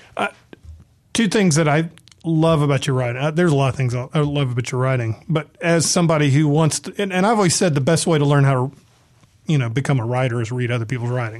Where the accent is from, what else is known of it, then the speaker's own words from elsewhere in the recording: the South, United States; also born or lived in San Diego; now in Mississippi, United States; I'm from the South